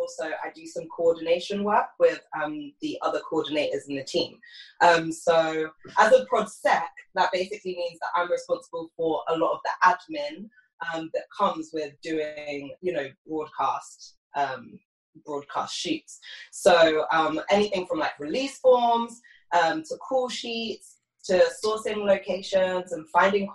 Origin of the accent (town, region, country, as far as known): United Kingdom; accent: British